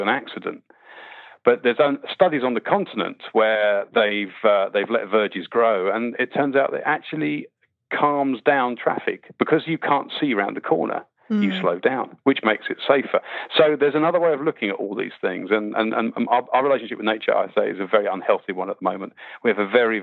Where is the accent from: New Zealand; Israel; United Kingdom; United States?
United Kingdom; Winnie the Pooh land, South East England; I grew up, weirdly enough, I grew up in Winnie the Pooh land. I used to learn to bird watch in 500 acre wood or 100 acre wood